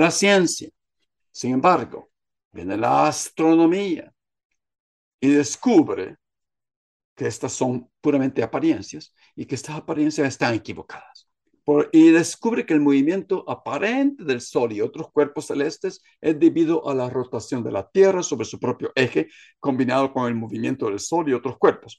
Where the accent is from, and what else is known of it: Guatemala